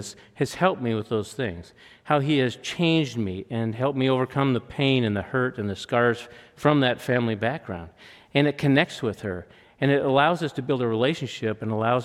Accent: Rathdrum, Idaho, United States; I grew up in Rathdrum, Idaho

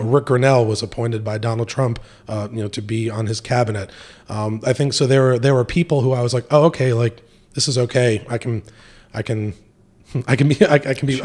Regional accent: Montgomery, New York, United States; moved away as an adult; also born or lived in North Carolina; now in Raleigh, United States; I'm originally from upstate New York, uh, born and raised in uh, Montgomery, New York

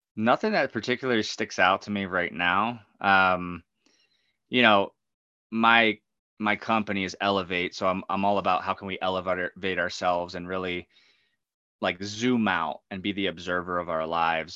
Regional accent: New Egypt, New Jersey, United States; I grew up in New Egypt, New Jersey, super mm-hmm. small towns, like right in the dead center of New Jersey

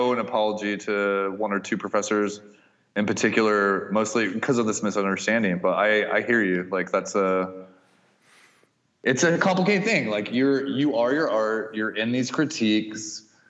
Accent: Kansas, United States; moved away; I learned something really quickly when I moved from Kansas to San Francisco, is that everyone in San Francisco who hated LA was actually from LA.

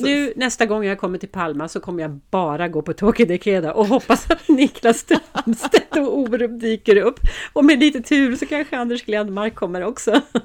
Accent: Sweden; vi svenskar

